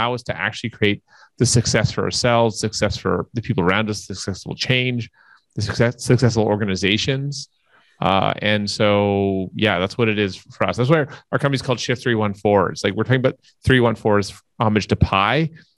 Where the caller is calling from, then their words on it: Toronto, Ontario, Canada; I'm calling in from Toronto, Canada.